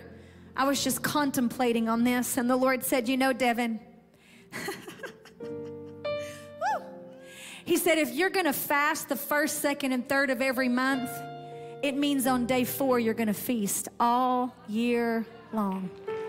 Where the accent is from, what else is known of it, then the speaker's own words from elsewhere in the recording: United States; We grew up in American culture